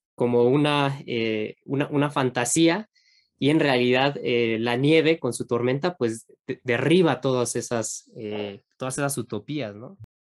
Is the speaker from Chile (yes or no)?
no; Mexico; Uno como mexicano